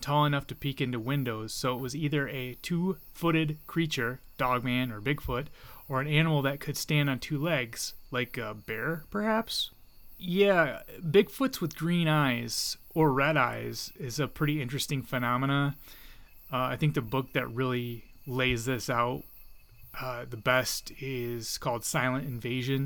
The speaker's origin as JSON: {"language": "English", "area": "a lighthouse town on Lake Michigan", "region": "Great Lakes", "country": "United States", "tie": "born or raised there", "said": "In my hometown, there is this haunted cemetery that has many interesting decedents, such as the original lighthouse operator of the town and his wife, both who are alleged to still haunt the lighthouse that's along Lake Michigan"}